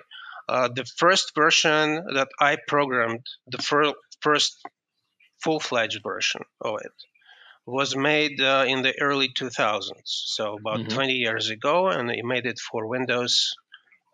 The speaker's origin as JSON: {"language": "English", "region": "Kyiv", "country": "Ukraine", "moved": "as an adult", "lives_now": "United States", "said": "I am just from Ukraine. I'm actually from Kiev."}